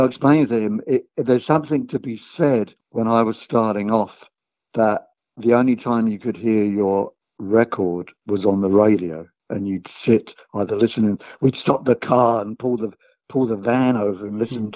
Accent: London, United Kingdom; we came from London, a town called Tooting, and we were in the same school

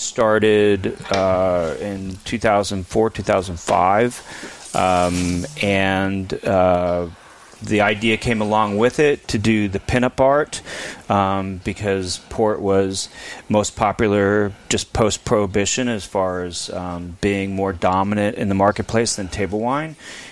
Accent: Pennsylvania, United States; also born or lived in upstate New York

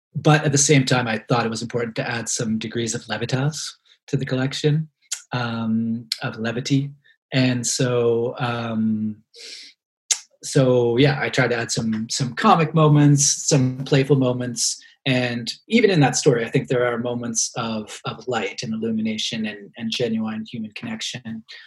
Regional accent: Halifax, Nova Scotia, Canada; moved away as an adult; also born or lived in London, Ontario; growing up in Halifax in the 1990s.

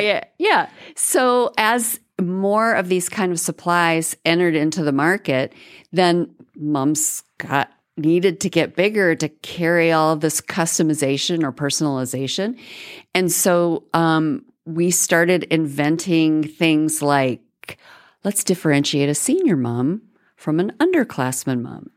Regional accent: Florida, United States; moved away as an adult; now in Texas, United States; I grew up in Florida

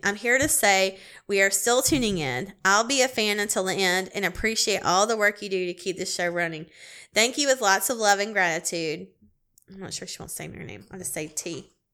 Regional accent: Clemson, South Carolina, United States; I'm from Clemson, South Carolina

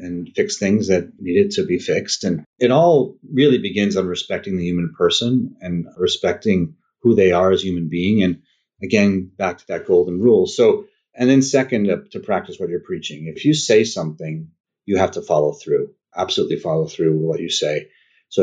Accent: upstate New York, United States; now in Texas, United States; I'm upstate New York originally

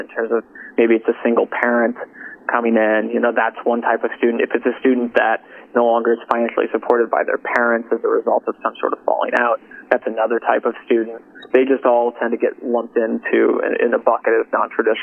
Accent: Bloomington, Indiana, United States; I grew up in Bloomington.

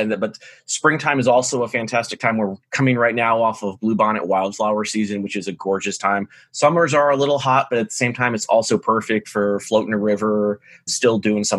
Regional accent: Blue Ridge Mountains, Virginia, United States; moved away as an adult; now in Austin, United States; not a local like many Austinites. I moved from somewhere else to come here in the past few years. We are a very fast growing city. I'm originally from the East Coast over in Virginia. So grew up over in the Blue Ridge Mountains.

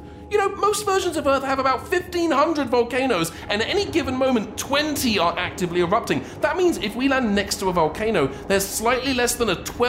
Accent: Wales, United Kingdom; I'm Welsh, but continue.

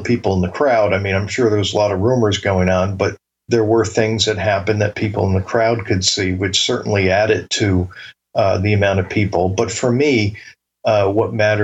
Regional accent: Bridgeport, Connecticut, United States; growing up in Bridgeport

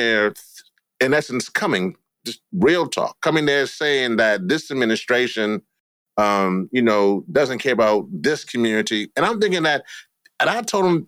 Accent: Louisiana, United States; I'm from Louisiana

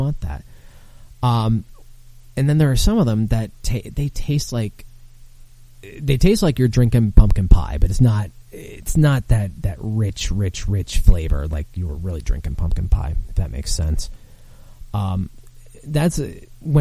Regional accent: Michigan, United States; moved away as an adult; now in New Jersey, United States; We grew up together in Michigan

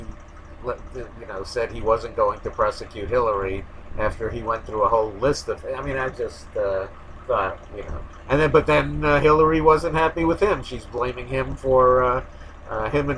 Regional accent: New York, United States; growing up in New York

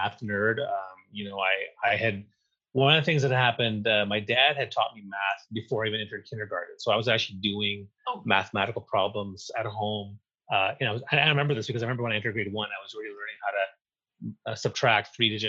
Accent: New Brunswick, Canada; moved away; I grew up in New Brunswick on the east coast of Canada

